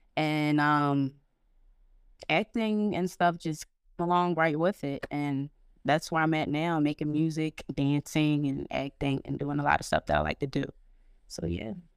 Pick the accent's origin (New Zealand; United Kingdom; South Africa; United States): United States; Norristown, Pennsylvania; also born or lived in Philadelphia; I was born in Philadelphia, um, moved to Norristown when I was, like, five, and I went to school up there